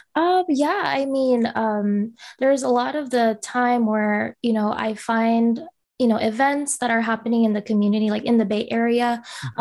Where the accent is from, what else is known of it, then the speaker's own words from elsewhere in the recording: Bay Area, California, United States; I'm Filipino, um, born and raised here